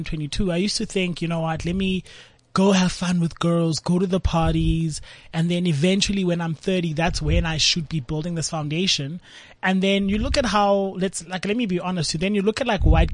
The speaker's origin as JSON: {"language": "English", "town": "Cape Town", "region": "Western Cape", "country": "South Africa", "tie": "born or raised there", "said": "I grew up in Langa Township"}